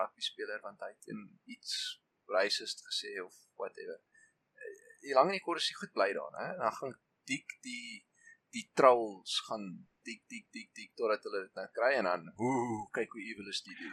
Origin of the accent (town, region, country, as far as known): South Africa